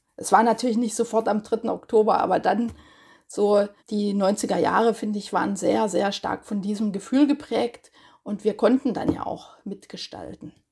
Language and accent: German; Görlitz, Saxony, Germany; moved away as an adult; also born or lived in Leipzig; now in Heidelberg, Germany; ich komme aus Görlitz